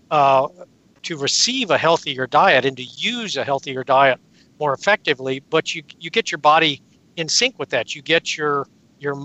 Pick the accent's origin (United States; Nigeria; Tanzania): United States; San Antonio, Texas; I grew up in San Antonio, Texas in the 1950s